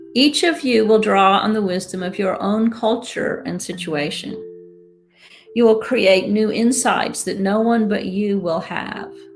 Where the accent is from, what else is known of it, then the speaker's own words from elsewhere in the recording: United States; I speak as an American